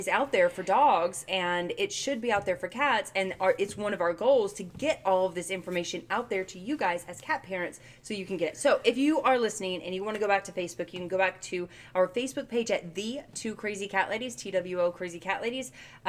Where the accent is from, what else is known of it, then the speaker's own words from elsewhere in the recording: the South, United States; When I grew up in the South, it was always y'all.